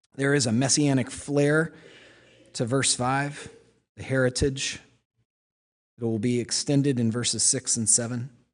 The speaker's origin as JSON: {"language": "English", "region": "Oklahoma", "country": "United States", "moved": "yes", "said": "I'm from Oklahoma. When I was in fifth grade, I was in the musical Oklahoma"}